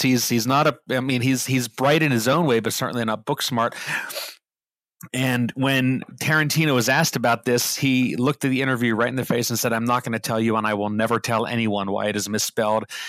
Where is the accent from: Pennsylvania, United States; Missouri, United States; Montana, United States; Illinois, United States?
Pennsylvania, United States; Pittsburgh; me growing up in Pittsburgh